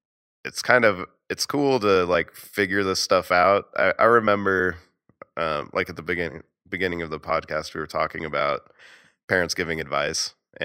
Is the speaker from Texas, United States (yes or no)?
no; Atlanta, Georgia, United States; Yeah, I always remember … because I'm from Atlanta, baby.